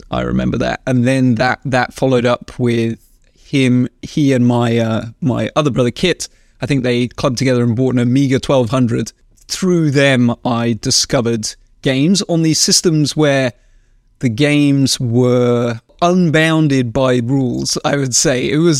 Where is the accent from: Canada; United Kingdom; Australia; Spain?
United Kingdom; Wales; moved away as an adult; also born or lived in London; now in United States; We moved from London to a farm in South Wales when I was 5 years old. So I lived in Wales for most of my life, and then Yeah, moved to the US in like 2008.